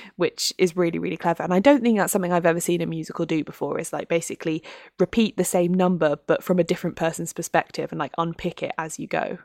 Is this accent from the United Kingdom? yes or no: yes; United Kingdom